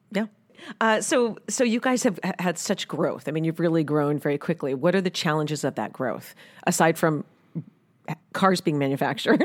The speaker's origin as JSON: {"language": "English", "town": "New York City", "region": "New York", "country": "United States", "tie": "born or raised there", "moved": "yes", "said": "I grew up in New York City with taxis"}